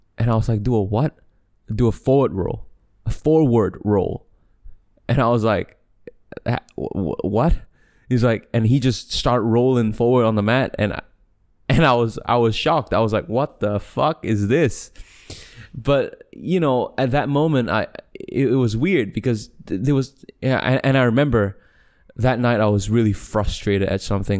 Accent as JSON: {"language": "English", "country": "Malaysia", "also_born_or_lived": "Australia", "said": "I'm, I'm from Malaysia"}